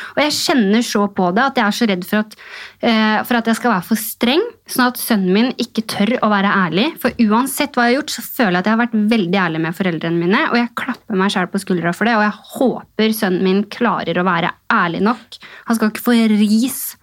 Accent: Elverum, Innlandet, Norway; Jeg kommer jo fra bygda det samme. Jeg kommer fra Elverum

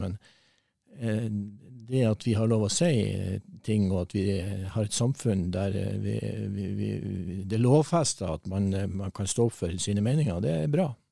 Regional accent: Mo i Rana, Nordland, Norway; also born or lived in Mosjøen / Nesna; mesteparten av oppvekstårene var jo på Mo

